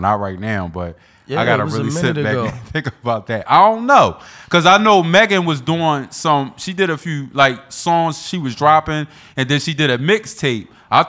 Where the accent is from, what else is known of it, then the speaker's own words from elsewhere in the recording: Philadelphia, Pennsylvania, United States; I'm from Philly.